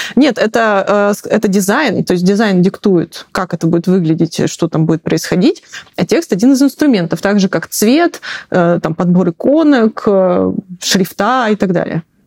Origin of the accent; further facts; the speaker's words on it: Siberia, Russia; moved away; я из Сибири, и мы говорили мультифора.